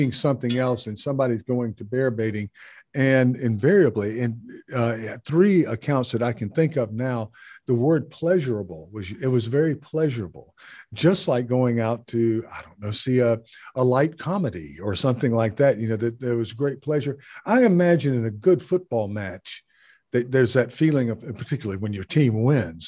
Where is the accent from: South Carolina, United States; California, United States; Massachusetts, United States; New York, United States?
South Carolina, United States; where I grew up in South Carolina